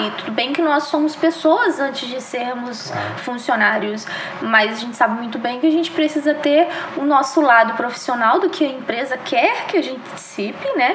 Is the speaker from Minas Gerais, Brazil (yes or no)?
yes; Juiz de Fora, Minas Gerais, Brazil; also born or lived in Belo Horizonte; eu sou mineira, natural de Minas, de Juiz de Fora, minha cidade querida